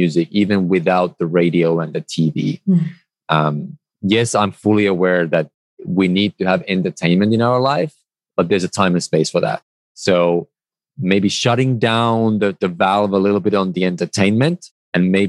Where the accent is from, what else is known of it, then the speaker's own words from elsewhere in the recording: Finland; moved away; I come originally from Finland